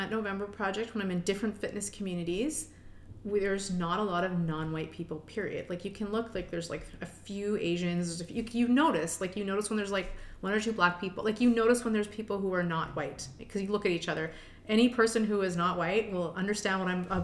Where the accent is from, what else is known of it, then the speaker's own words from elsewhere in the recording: Richmond Hill, Ontario, Canada; moved away as an adult; also born or lived in Toronto; now in Edmonton, Canada; I grew up in Richmond Hill, Ontario.